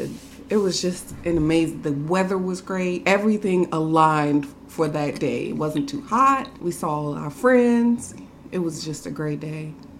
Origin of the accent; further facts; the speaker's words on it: Louisiana, United States; growing up in Louisiana